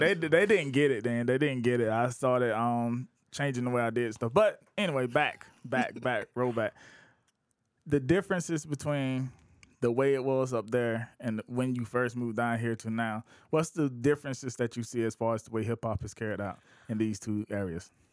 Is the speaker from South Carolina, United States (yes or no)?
yes; outside of Columbia, South Carolina, United States; also born or lived in Augusta, Georgia; I'm from outside of Columbia